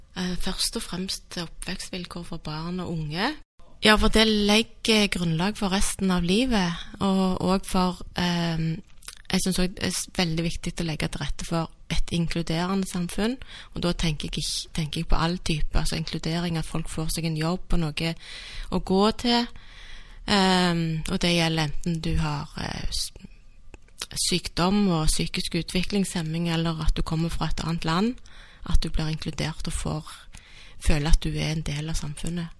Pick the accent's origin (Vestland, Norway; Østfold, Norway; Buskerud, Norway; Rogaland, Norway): Rogaland, Norway; Stavanger; also born or lived in Bergen; Jeg er født og oppvokst i Stavanger.